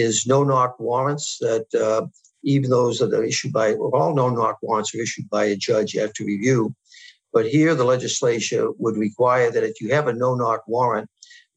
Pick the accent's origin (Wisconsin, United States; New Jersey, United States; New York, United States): New York, United States; my home state, New York